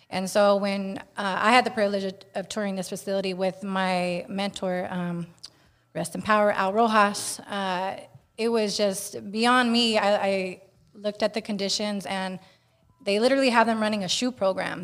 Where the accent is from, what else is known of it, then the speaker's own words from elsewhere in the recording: Bay Area, Northern California, United States; I'm also from Northern California, from the Bay Area